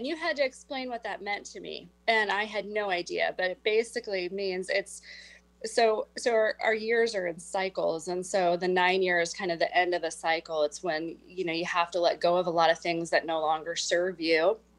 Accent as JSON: {"language": "English", "town": "Whidbey Island", "region": "Washington", "country": "United States", "said": "I'm from Whidbey Island and it's beautiful there, but sometimes you just need to like get out of town."}